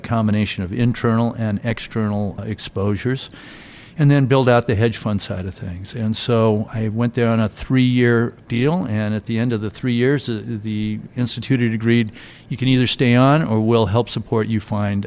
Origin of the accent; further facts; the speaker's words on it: Seattle, Washington, United States; I'm from the Seattle, Washington area